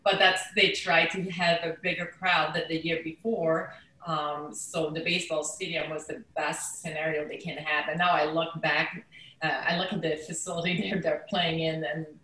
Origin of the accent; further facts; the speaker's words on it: Quebec, Canada; English is a second language; moved away as an adult; I am from Quebec. We didn't have English TV